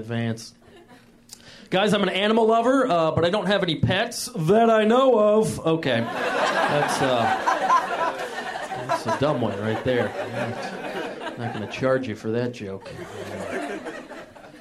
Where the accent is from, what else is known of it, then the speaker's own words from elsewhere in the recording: the South, United States; moved away; I'm from the South